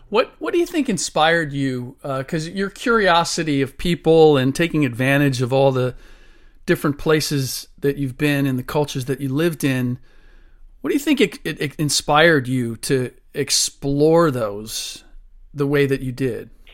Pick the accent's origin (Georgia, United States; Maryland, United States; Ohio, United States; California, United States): Ohio, United States; Cincinnati; I grew up in Cincinnati, where the Baldwin Music Company is located